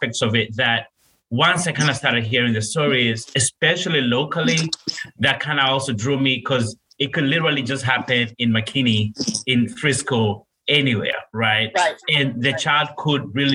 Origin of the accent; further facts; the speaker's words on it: Kenya; moved away as an adult; I'm from Kenya, born and raised, and I moved over here when I was 19 years old.